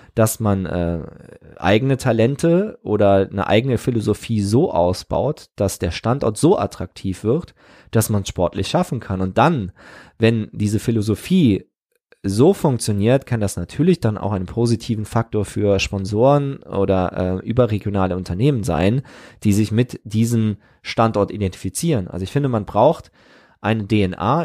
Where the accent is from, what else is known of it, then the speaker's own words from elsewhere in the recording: Trier, Rhineland-Palatinate, Germany; meinen Heimatort Trier-Olewig und die Weinberge